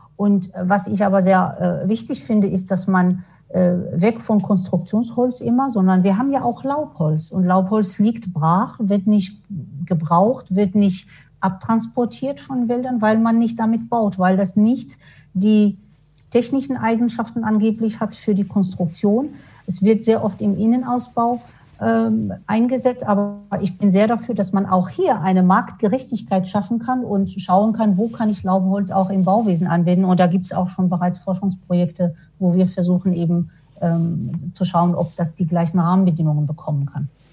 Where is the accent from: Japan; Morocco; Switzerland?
Morocco; now in Darmstadt, Germany; Ich komme ja ursprünglich aus Marokko